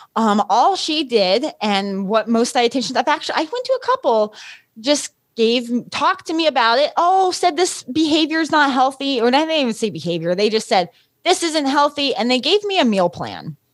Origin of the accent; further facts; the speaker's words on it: Los Alamos, New Mexico, United States; I grew up in Los Alamos, New Mexico